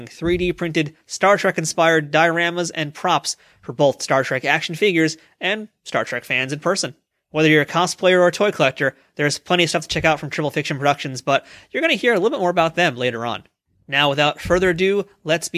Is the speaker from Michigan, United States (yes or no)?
no; New York, United States; I'm a New Yorker